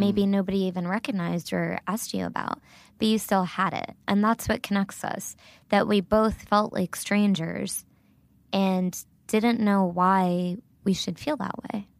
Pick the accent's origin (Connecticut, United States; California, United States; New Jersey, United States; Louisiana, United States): New Jersey, United States; Little Silver; first language Gujarati; English is a second language; moved away as an adult; also born or lived in Brooklyn, New York; now in Nashville, United States; I was born and raised in a tiny, tiny town in New Jersey called Little Silver